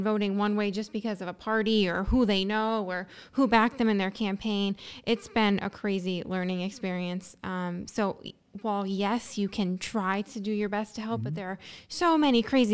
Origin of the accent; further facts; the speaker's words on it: Exeter, Pennsylvania, United States; I grew up in Luzerne County. Mm-hmm. In Exeter.